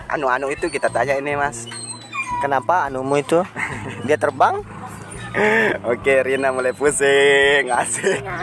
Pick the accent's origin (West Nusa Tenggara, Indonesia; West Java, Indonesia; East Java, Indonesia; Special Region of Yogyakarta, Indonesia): West Nusa Tenggara, Indonesia; Saya orang Sumbawa, saya mas.